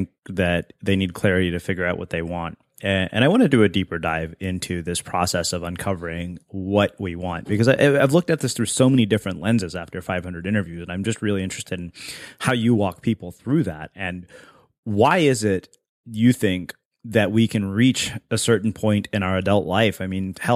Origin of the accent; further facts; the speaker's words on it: United States; even though I'm of Indian descent, I would say I've grown up American